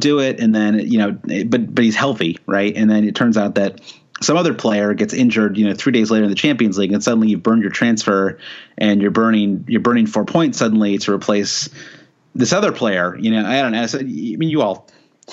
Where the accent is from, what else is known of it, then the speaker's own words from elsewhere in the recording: United States; as an American